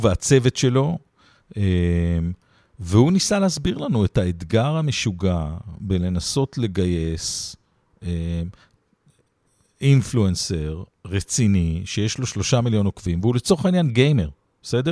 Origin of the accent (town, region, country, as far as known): Israel